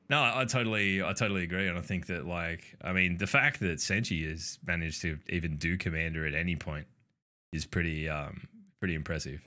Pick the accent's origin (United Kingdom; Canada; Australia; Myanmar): Australia; we're Australian. We just mispronounce everything.